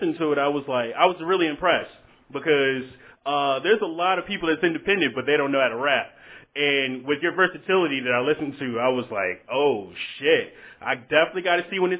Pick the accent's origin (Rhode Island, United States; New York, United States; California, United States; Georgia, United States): Georgia, United States; Augusta; You're actually from my hometown, Augusta.